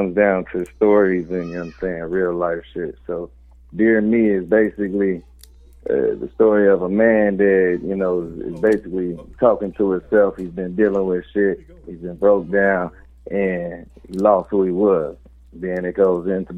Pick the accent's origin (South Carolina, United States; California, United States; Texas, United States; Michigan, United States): Michigan, United States; Kalamazoo; I'm from Kalamazoo, Michigan